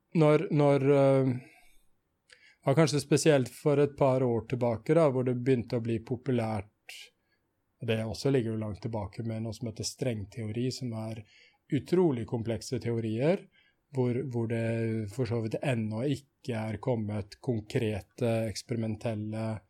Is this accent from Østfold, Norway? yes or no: yes; Sarpsborg, Østfold, Norway; also born or lived in Trondheim; født i Trondheim, men oppvokst i Sarpsborg, mm. og bor i Sarpsborg nå